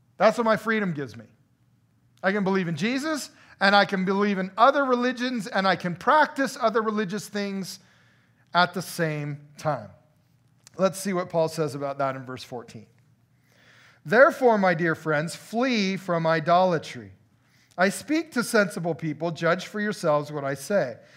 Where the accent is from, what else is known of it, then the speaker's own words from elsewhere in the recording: United States; dual freedom as an American